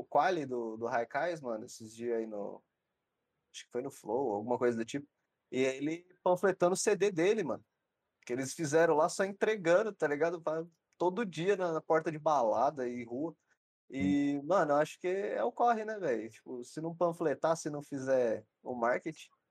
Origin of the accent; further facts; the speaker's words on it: São Paulo, Brazil; now in Votuporanga, Brazil; Eu sou de Sampa também.